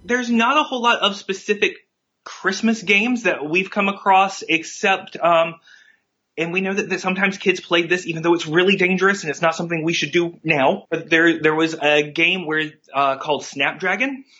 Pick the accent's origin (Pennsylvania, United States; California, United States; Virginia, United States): Virginia, United States; I'm six and I'm from Virginia.